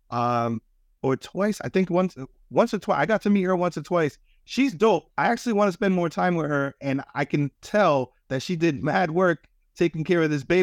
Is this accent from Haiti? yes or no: no; East Providence, Rhode Island, United States; I'm from East Providence, so my final move is traffic